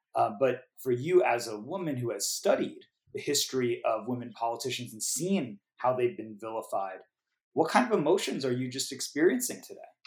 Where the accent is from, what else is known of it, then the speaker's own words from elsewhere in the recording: New York City, New York, United States; I grew up in New York City in a neighborhood in the borough of Queens named Forest Hills, and that's where I'm recording the podcast today